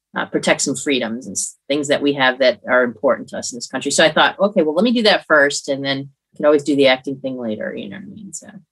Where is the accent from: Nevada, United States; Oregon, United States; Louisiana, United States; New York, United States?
New York, United States; Hamburg; I grew up in upstate New York in a town outside of Buffalo called Hamburg